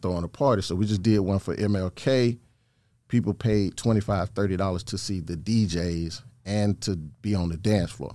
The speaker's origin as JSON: {"language": "English", "town": "Thomaston", "region": "Georgia", "country": "United States", "also_born_or_lived": "Macon, Georgia", "said": "I'm originally from Thomaston, Georgia"}